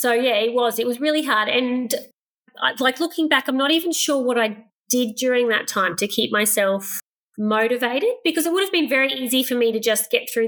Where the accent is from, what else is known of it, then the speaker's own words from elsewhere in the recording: Queensland, Australia; also born or lived in Inglewood, Queensland / Gympie, Queensland / Brisbane, Queensland; I grew up rurally, so I guess a lot of that is running around outside. So I was born in Inglewood, which is probably 3 hours west of here, about 900 people in the town. So nearly everyone were sheep farmers. Moved to Gympie